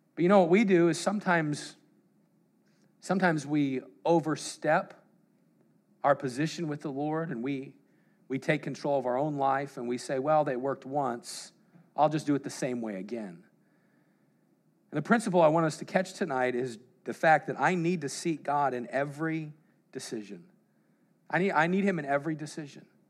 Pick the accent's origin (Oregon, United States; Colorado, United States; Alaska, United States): Colorado, United States; I grew up in Colorado